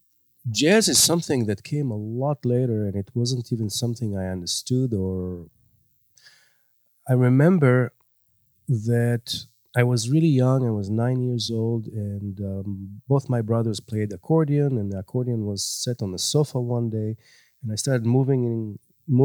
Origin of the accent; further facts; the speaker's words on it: Israel; moved away; I grew up in Israel